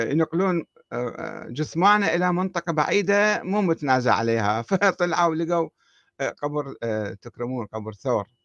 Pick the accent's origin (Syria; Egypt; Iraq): Iraq; وراحت الآن باقي شنو عندنا في العراق باقي قبور قبور الأئمة الاثنى عشر